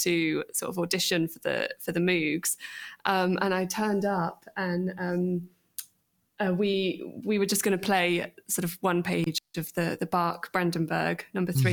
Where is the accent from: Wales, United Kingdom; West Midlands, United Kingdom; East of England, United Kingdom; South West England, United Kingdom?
South West England, United Kingdom; Bristol; I grew up in Bristol